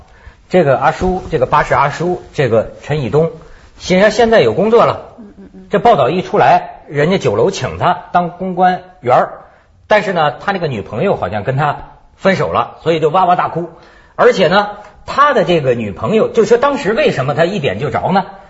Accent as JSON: {"language": "Chinese", "country": "China", "lives_now": "Hong Kong", "said": "其实啊，我你像我在香港，我感觉到啊，好多香港同事啊羡慕我们大陆人。"}